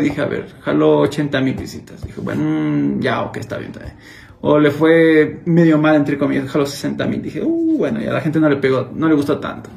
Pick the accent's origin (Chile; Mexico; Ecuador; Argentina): Ecuador; Cuenca, Azuay; accent: cuencano; me le neutralicé un poco mi acento, porque yo tengo muy cargado mi acento cuencano